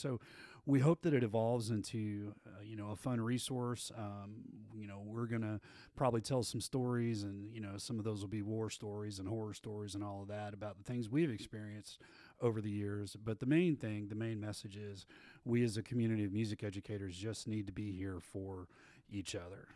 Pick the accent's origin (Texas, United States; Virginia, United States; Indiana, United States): Texas, United States; Abilene; I grew up in Abilene, Texas, out in West Texas, and went to Wiley High School out there.